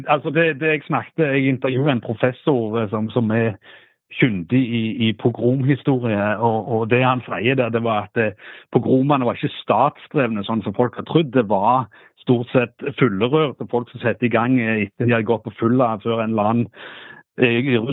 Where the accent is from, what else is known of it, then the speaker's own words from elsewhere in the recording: Norway; Jeg sa jeg, jeg kom fra Norge, jeg skulle intervjue deg om noe.